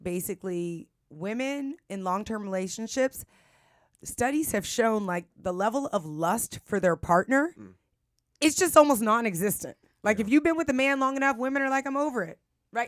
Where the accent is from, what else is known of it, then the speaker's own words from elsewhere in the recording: San Francisco, California, United States; I'm from San Francisco.